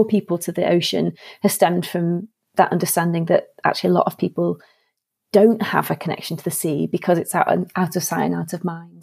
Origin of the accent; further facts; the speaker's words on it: Warrington, North West England, United Kingdom; I grew up in Warrington, which is between Manchester and Liverpool